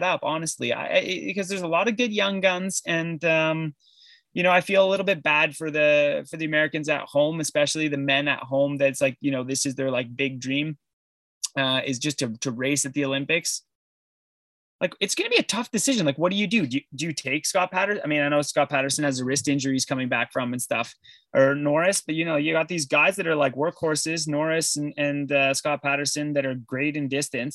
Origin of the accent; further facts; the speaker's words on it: Sudbury, Ontario, Canada; I'm from Sudbury, for Christ's sakes, like one of the worst cities in the world